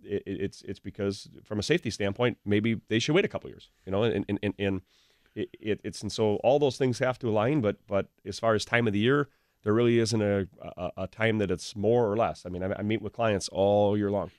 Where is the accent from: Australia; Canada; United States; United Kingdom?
United States; Pewaukee, Wisconsin; also born or lived in Waukesha; I grew up in the Pewaukee area and, and basically lived in Pewaukee or Waukesha area pretty much my whole life.